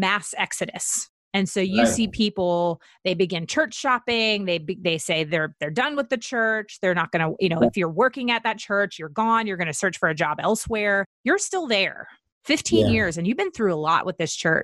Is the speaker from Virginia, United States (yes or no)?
yes; Virginia, United States; I'm from Virginia